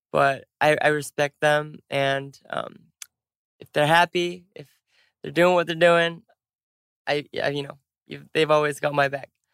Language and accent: English; United States; we're both American